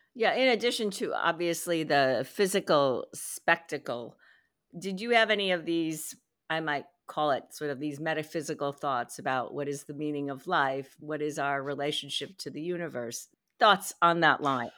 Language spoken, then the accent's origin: English; United States; I'm Chinese American